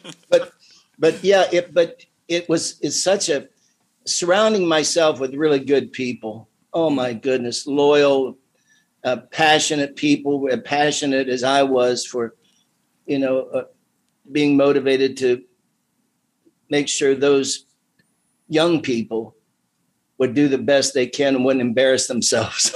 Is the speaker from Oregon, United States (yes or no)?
no; Midvale, Ohio, United States; I grew up in the Midvale area.